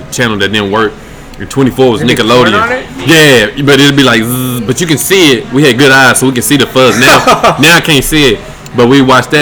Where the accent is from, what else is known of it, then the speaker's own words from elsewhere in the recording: Winston-Salem, North Carolina, United States; moved away as an adult; now in Los Angeles, United States; I started in Winston-Salem, my hometown